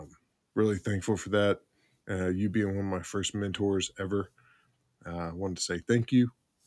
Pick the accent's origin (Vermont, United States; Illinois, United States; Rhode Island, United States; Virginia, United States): Rhode Island, United States; Newport; a really cool bunch of kids that I grew up with in Newport, Rhode Island.